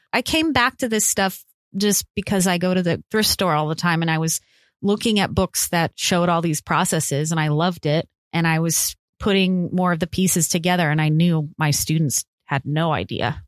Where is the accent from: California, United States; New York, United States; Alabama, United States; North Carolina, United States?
California, United States; I'm from California. We have mountains